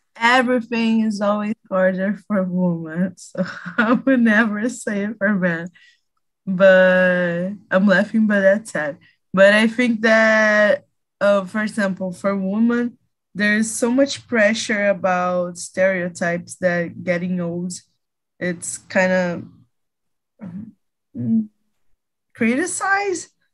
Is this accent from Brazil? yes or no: yes; Rio de Janeiro, Brazil; English is a second language; I'm 23 years old and I'm from Rio de Janeiro